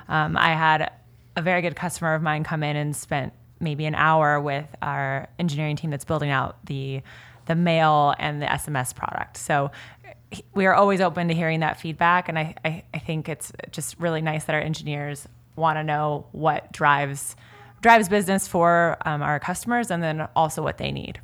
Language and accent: English; Kansas, United States; now in California, United States; I'm originally from Kansas